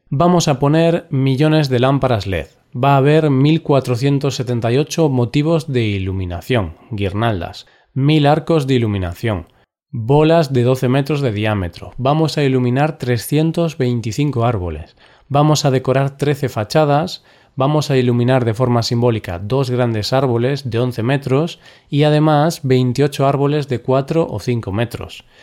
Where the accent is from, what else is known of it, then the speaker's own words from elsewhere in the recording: Vigo, Galicia, Spain; Vigo es la ciudad en la que vivo actualmente y es mi ciudad natal, o sea, llevo aquí toda mi vida.